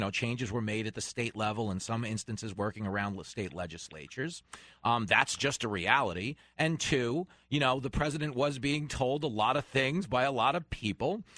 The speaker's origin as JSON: {"language": "English", "region": "New York", "country": "United States", "said": "I'm not a Vermonteer, I'm a New Yorker. People hear my accent"}